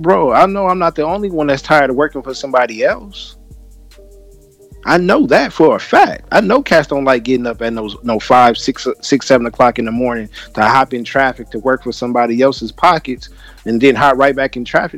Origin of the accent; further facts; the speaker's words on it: California, United States; I'm from California.